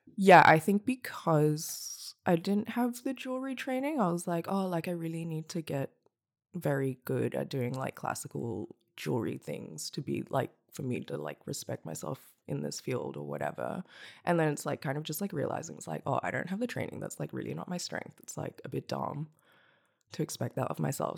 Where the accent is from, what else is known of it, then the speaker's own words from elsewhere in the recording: Hong Kong; now in Melbourne, Australia; I'm from Hong Kong. I grew up there, and then I moved to Nam in twenty thirteen.